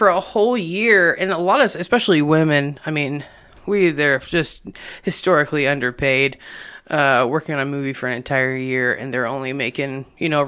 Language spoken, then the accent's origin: English; Indiana, United States; also born or lived in Memphis, Tennessee; now in Lubbock, United States; I'm from Indiana, so I'm not from here either